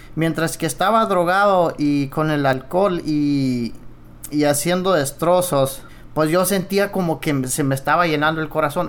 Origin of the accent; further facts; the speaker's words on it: Cuauhtémoc, Chihuahua, Mexico; Yo vengo de Cuauhtémoc, eh, Chihuahua. Es una colonia menonita y Hay algunas colonias pero lo que es más donde yo crecí es en Los Cienes